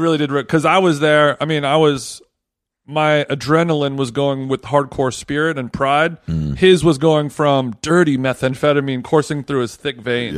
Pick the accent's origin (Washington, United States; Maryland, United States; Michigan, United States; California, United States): California, United States; Los Angeles; now in New York, United States; I'm not from here. I'm from Los Angeles